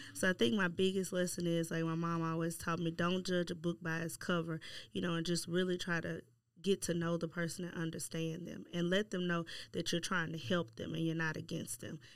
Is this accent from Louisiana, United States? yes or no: yes; Shreveport, Louisiana, United States; moved away as an adult; born and raised in Shreveport and then came back to Shreveport